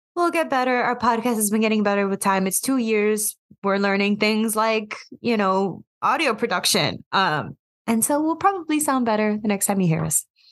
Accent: United States; I am simply American because I am.

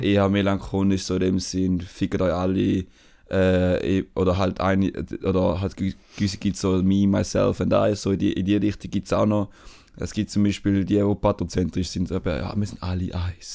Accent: Switzerland; die Beschaffenheit von der Schweiz, so uns als Schweizer mhm. definiert hat

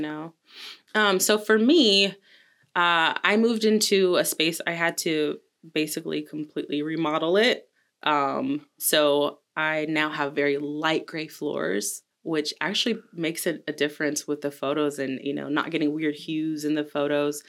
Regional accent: Delaware, Ohio, United States; now in Colombia; I am from a little town right outside of Columbus called Delaware, Ohio

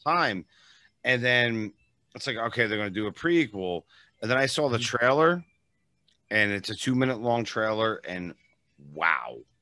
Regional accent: East Coast, United States; now in Las Vegas, United States; I'm from the East Coast originally, and now I live in Vegas, obviously.

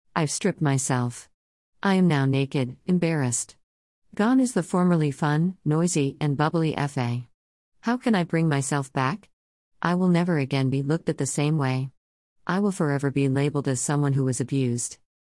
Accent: Surigao City, Caraga, Philippines; we lived on a small island near my hometown of Surigao City in the Philippines

